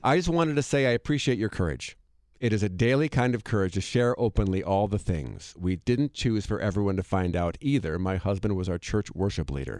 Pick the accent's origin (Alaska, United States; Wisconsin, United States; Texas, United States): Wisconsin, United States; Monona; moved away; I went back to my hometown in Monona, Wisconsin